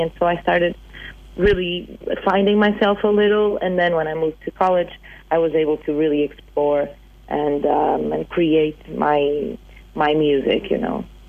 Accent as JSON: {"language": "English", "country": "Portugal", "also_born_or_lived": "Boston, United States", "second_language": "English", "moved": "as an adult", "said": "when I moved back to Portugal"}